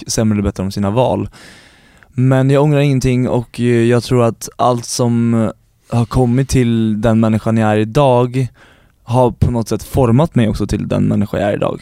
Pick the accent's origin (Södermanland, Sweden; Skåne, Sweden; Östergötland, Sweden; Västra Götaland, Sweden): Södermanland, Sweden; Stora Sundby; Jag är uppvuxen utanför Eskilstuna, i Stora Sundby heter det